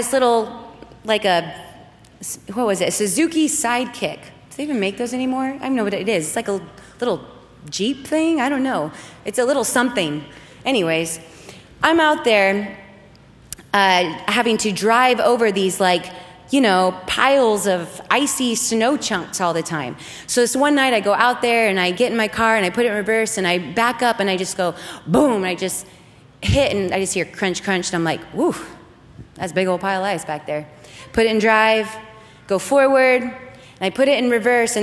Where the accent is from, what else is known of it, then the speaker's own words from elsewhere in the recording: Oregon, United States; where I grew up in Oregon, we got a lot of snow